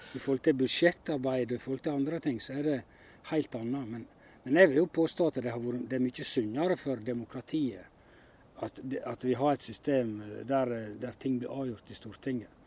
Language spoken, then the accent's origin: Norwegian; Hornindal, Norway; i heimefjella i Håndalen